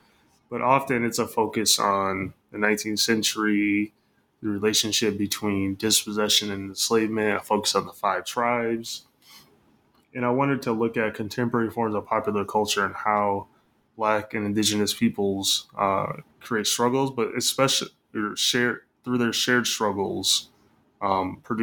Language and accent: English; Michigan, United States; moved away as an adult; also born or lived in Illinois; now in Los Angeles, United States; I'm from Michigan. So grew up in the Midwest, went to school in the Midwest, and am currently an assistant professor, as you said, at UCLA.